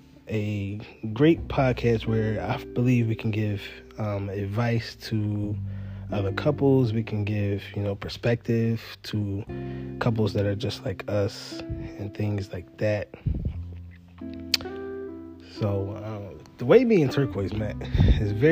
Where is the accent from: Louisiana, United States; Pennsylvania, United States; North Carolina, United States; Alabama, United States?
Pennsylvania, United States; Philadelphia; I'm just a normal guy in the city of Philadelphia